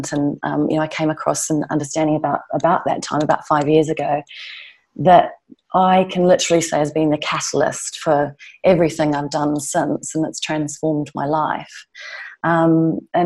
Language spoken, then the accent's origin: English; New Zealand; moved away as an adult; now in London, United Kingdom; I'm from New Zealand